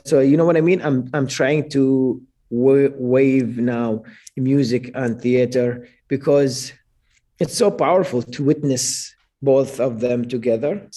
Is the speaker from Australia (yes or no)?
no; Iraq; English is a second language; moved away; my home country in Iraq